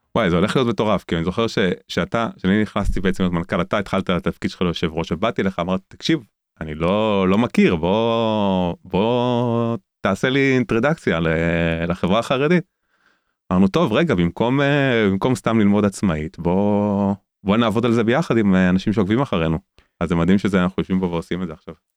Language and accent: Hebrew; Tel Aviv, Tel Aviv District, Israel; now in Jerusalem, Israel; גדלתי כחילוני גמור בתל אביב